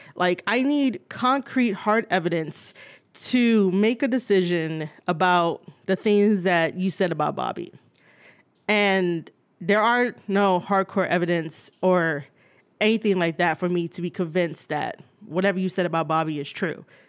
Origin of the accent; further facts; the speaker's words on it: New York City, New York, United States; I was born and raised in New York City